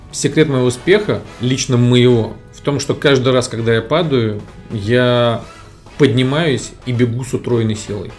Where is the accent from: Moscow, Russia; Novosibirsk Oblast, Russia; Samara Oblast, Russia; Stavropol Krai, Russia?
Moscow, Russia; Я родился в Москве